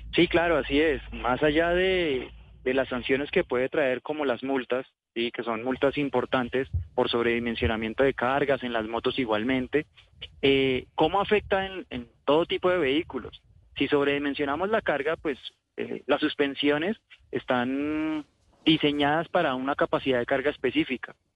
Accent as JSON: {"language": "Spanish", "country": "Colombia", "said": "como, buen colombiano o buenos colombianos"}